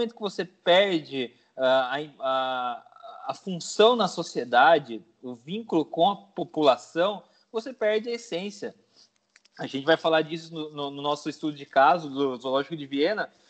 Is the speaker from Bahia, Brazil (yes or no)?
no; Paraná, Brazil; eu sou do Paraná e eu amo araucária, sabe?